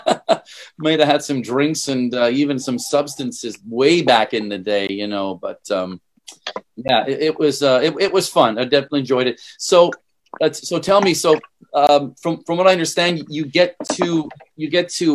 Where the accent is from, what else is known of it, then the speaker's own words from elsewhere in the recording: Montreal, Quebec, Canada; now in Singapore; I'm from Montreal. I played mostly in Quebec